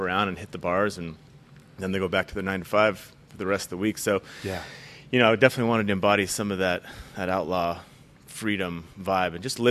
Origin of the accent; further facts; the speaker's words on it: Scottsdale, Arizona, United States; also born or lived in Mesa, Arizona; I was born and raised in Mesa.